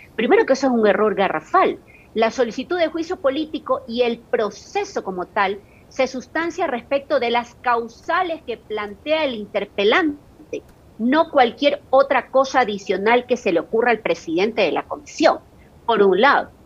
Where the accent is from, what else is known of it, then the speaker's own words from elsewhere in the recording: Guayaquil, Guayas, Ecuador; yo se lo digo como guayaquileña